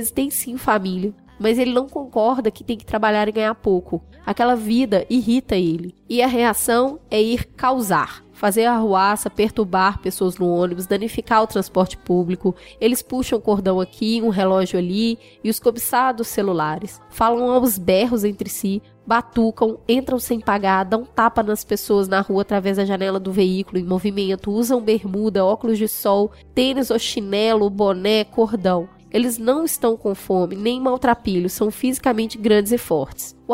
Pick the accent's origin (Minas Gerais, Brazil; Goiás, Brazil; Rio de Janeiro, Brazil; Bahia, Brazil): Rio de Janeiro, Brazil; Vou tentar dar essa visão como carioca. O fenômeno arrastão é muito antigo no Rio de Janeiro